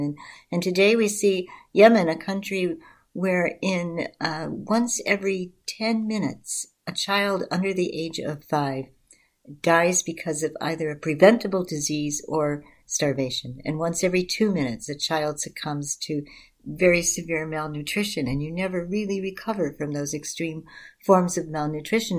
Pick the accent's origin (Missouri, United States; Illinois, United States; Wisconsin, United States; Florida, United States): Illinois, United States; Chicago; I come from a community on the southwest side of Chicago